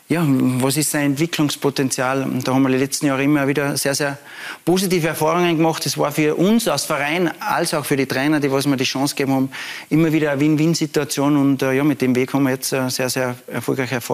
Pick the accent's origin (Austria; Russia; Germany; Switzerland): Austria; Salzburg; ich komme aus Salzburg, bin mit der Familie dort